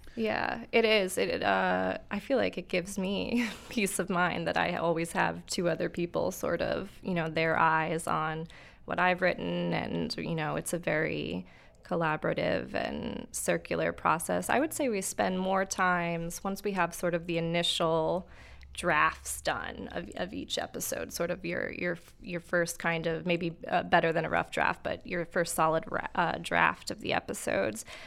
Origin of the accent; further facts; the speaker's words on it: New York, United States; also born or lived in San Antonio, Texas; now in Akron, United States; I grew up in New York